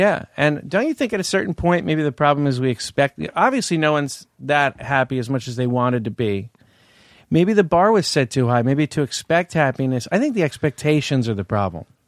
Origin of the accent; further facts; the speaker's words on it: Palo Alto, California, United States; I grew up in Palo Alto.